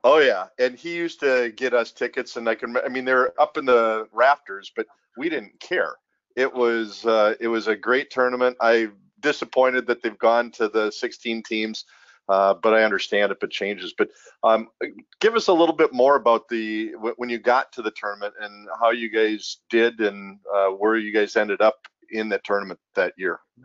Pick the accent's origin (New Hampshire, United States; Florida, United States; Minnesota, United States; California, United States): Minnesota, United States; Minneapolis; as a kid growing up in South Minneapolis